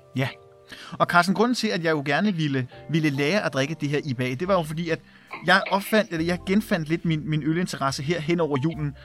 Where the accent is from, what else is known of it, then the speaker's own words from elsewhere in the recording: Værløse, Capital Region of Denmark, Denmark; also born or lived in Herlev / Valby; jeg er født på Herlev Hospital øh, og er vokset op i, i den lille by Værløse